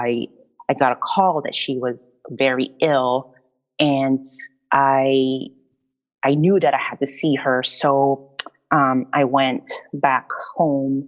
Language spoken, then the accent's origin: English; Rizal, Calabarzon, Philippines; moved away; I grew up in the Philippines in a province called Rizal, and I grew up raised by my grandma